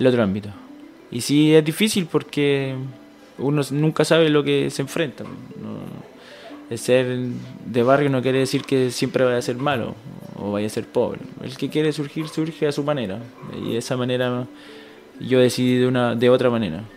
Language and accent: Spanish; Santiago, Santiago Metropolitan Region, Chile; moved away as an adult; yo nací en Santiago, eh, en una comuna no muy buena, de, escasos recursos en realidad, donde había que, que luchar para ser alguien en la vida, en realidad. De, mis papás igual fueron parte de, este proceso en que yo me crié